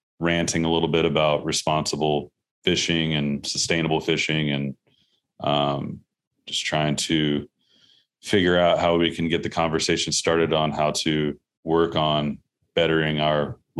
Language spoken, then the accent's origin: English; Savannah, Georgia, United States; moved away as an adult; also born or lived in Montana; I grew up here in Savannah, Georgia. I've been in the quote unquote outdoor industry since I was 16 years old. I'm just turned the lovely age of 37.